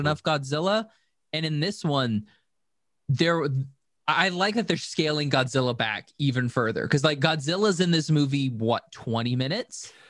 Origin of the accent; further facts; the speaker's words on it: United States; I'm American